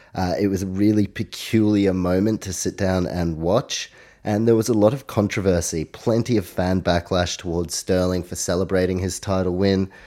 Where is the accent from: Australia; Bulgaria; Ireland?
Australia; also born or lived in New Zealand; I obviously live in Australia, I am Australian, as well as a Kiwi, have Polish heritage